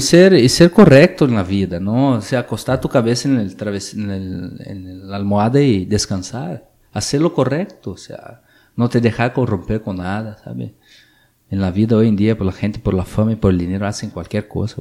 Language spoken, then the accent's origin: Spanish; Brazil; Spanish is a second language; moved away as an adult; Yo salí de Brasil hace, hace como 15 años de mi ciudad